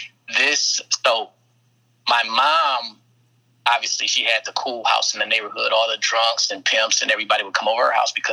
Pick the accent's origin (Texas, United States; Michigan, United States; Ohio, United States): Michigan, United States; Flint; I was born in Park Villa, which is nicknamed Killer Villa. It's a project in Flint, Michigan. And I grew up in a tough environment